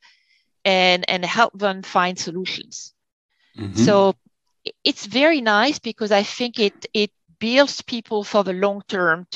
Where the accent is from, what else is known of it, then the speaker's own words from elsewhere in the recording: France; moved away as an adult; now in Connecticut, United States; I'm from France, I never went to school in the US